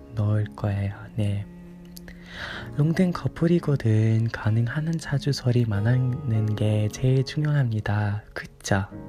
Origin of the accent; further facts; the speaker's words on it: United Kingdom; Korean is a second language; 저는 영국인이라서 영국에 살고